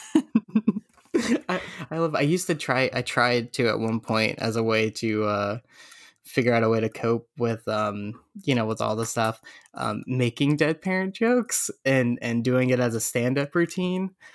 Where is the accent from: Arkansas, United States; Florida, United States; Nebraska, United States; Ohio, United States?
Florida, United States; now in Los Angeles, United States; I grew up in Florida